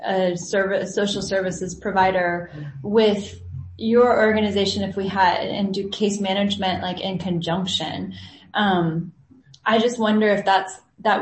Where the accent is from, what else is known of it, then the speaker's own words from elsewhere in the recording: San Antonio, Texas, United States; moved away as an adult; now in El Salvador; I'm originally from San Antonio and have been down here for a lot of years